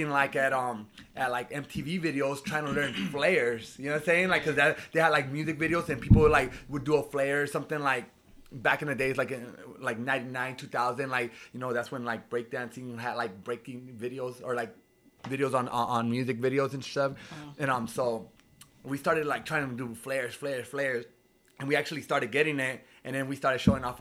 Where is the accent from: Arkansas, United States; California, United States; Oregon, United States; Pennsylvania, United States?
California, United States; Oceanside; I'm from Oceanside. I used to be a little punk kid